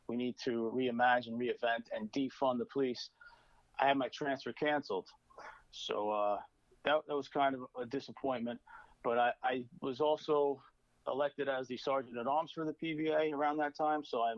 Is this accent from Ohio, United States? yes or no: no; Brooklyn, New York, United States; Sure. I'm from Brooklyn. I come from a blue collar family.